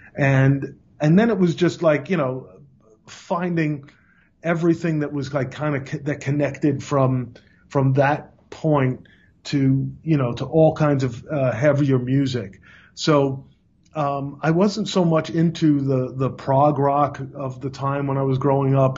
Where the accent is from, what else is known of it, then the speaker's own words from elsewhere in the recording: New York City, New York, United States; also born or lived in Long Island, New York; I grew up in in Brooklyn, New York, and then Long Island